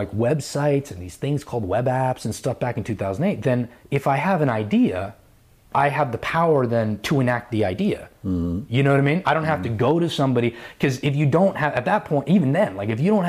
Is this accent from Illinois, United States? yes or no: no; New York, United States; I'm a New Yorker. I'm not letting go of my fucking apartment.